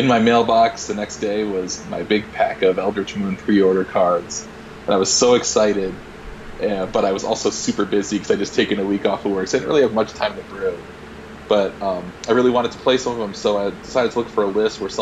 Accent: New York, United States; moved away as an adult; now in Utah, United States; I told him New York

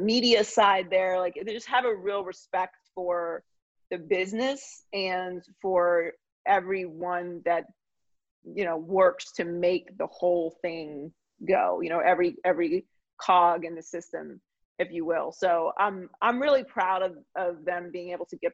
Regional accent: Pittsburgh, Pennsylvania, United States; I grew up in Pittsburgh, Pennsylvania. I was born and raised there

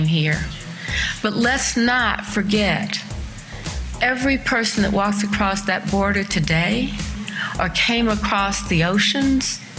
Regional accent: Columbia, South Carolina, United States; now in Charlotte, United States; I grew up in a family from Columbia, South Carolina

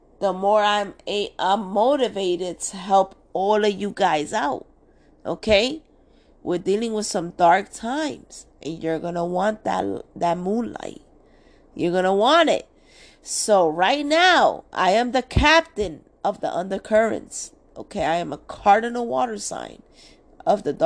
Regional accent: New York City, New York, United States; I was just born and raised in Washington Heights

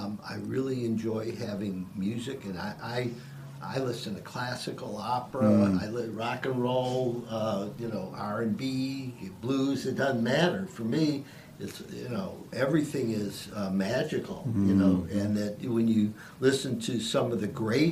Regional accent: Cleveland, Ohio, United States; now in Gainesville, United States; I'm from Cleveland

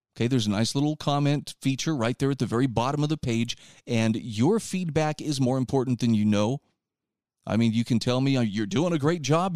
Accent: Utah, United States; my home state of Utah

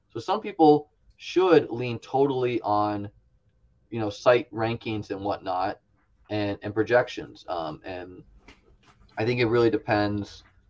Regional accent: New England, United States; I grew up in New England as a Bills fan.

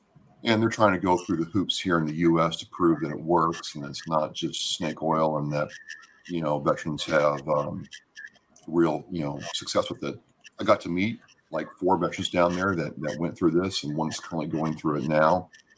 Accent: Minnesota, United States; And it's like, oh yeah, we're from Minnesota. We're from, you know, all around.

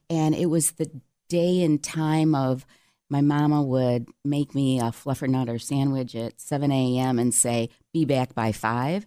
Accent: Cheshire, New York, United States; growing up in Cheshire, right outside of Canandaigua, population probably two hundred and fifty

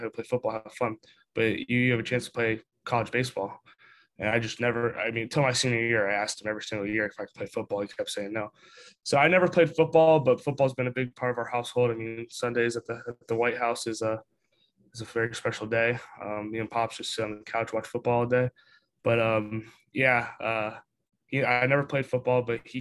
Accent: St. Pete Beach, Florida, United States; I am from St. Pete Beach, Florida. It's about 15 minutes from Tampa. Born and raised, just that's where I've lived my whole life

